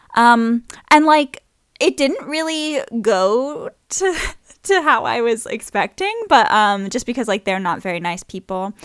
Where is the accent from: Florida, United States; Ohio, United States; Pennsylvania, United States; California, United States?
Florida, United States; Saint James City; also born or lived in New Orleans, Louisiana / English countryside; now in England, United Kingdom; I grew up in Florida, even though I was born in New Orleans, but, um, where we lived, uh, was a little place called Pine Island.